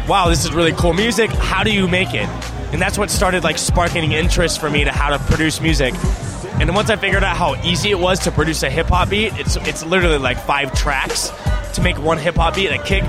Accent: San Luis Obispo, California, United States; I'm from San Luis Obispo, California

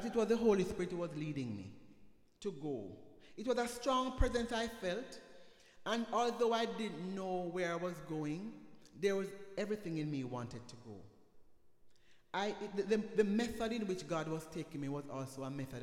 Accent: Jamaica; moved away; where I'm the only Jamaican

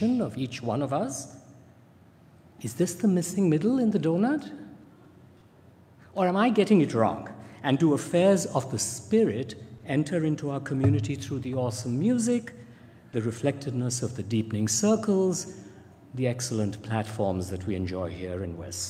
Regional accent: India; I grew up in India

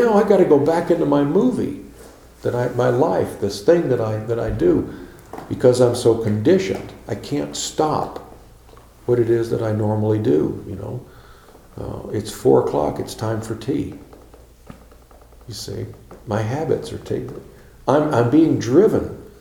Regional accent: Chicago, Illinois, United States; also born or lived in Tennessee; When I was 4 years old, I went to Chicago. And I grew up in Chicago

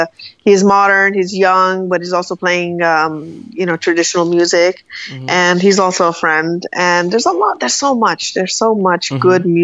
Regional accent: United States; also born or lived in Tehran, Iran / New York; I'm Iranian. I'm also American. Of course, more American if I had to, because I grew up in America.

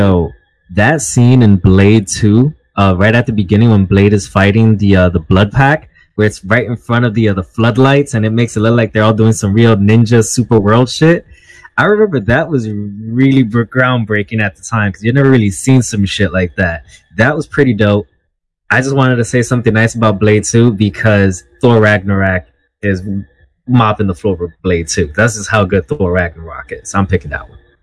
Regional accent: New York City, New York, United States; I'm from Manhattan.

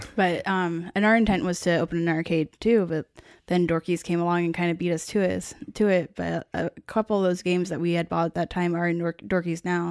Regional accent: Tacoma, Washington, United States; now in Seattle, United States; I grew up in Tacoma

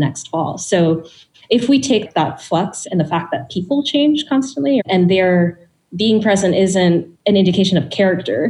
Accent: Bangladesh; I'm from Bangladesh

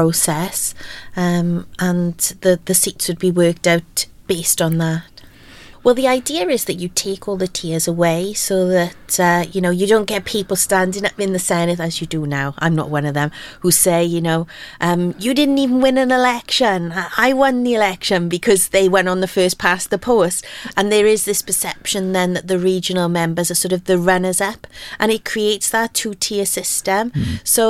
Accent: Aberdeen, Wales, United Kingdom; I grew up in Aberdeen and very much in a mining community

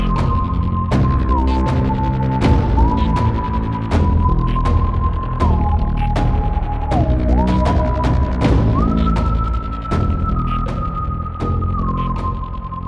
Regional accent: Dayton, Ohio, United States; now in Fort Wayne, United States; I'm from Dayton, Ohio

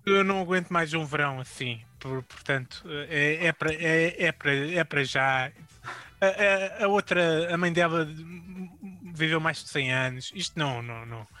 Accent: Braga, Norte, Portugal; sou da Braca

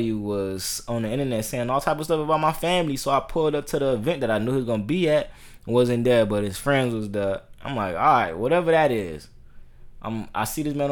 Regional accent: Miami, Florida, United States; we Miami

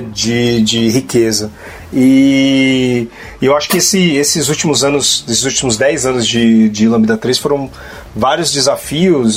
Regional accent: Guarulhos, São Paulo, Brazil; eu, eu, eu, venho de periferia também, de Guarulhos

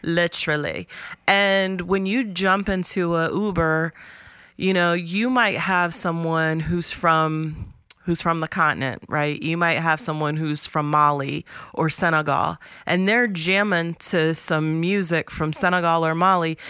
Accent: Columbus, Ohio, United States; also born or lived in Appalachia; where I grew up in Columbus

